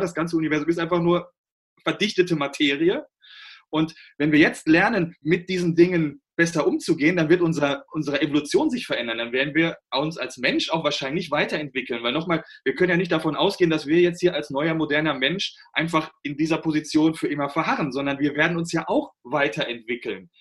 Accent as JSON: {"language": "German", "country": "Germany", "said": "bei uns in Deutschland"}